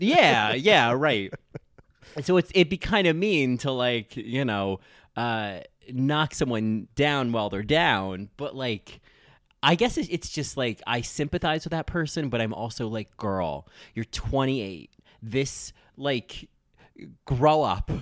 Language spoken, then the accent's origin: English; New Jersey, United States; I'm from New Jersey